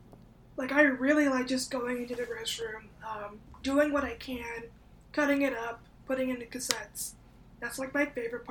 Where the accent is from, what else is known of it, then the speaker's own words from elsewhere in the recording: North Carolina, United States; also born or lived in Lincoln, Nebraska; I'm a child of immigrants. I was born in Lincoln, Nebraska. I moved around mainly most of the East Coast of America. So I basically just say I'm from North Carolina, to make it easy.